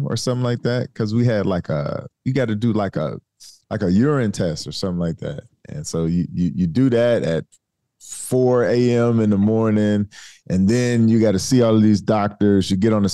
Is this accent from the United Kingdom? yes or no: no; Detroit, Michigan, United States; I'm from Detroit